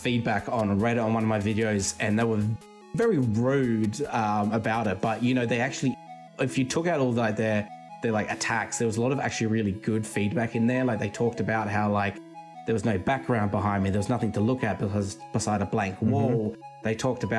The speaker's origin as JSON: {"language": "English", "country": "Australia", "tie": "born or raised there", "said": "I actually grew up in the country, and I've just moved to like a capital city in my state now"}